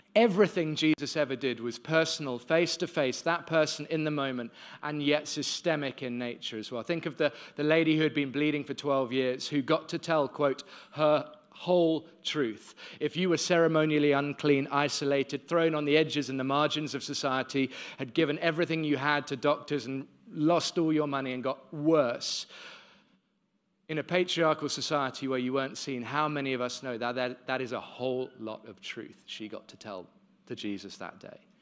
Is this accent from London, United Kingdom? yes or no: yes; London, United Kingdom; moved away as an adult; now in Cape Town, South Africa; I was born in London and have been in Cape Town thirteen years. I moved there when I was twenty-three, straight out of university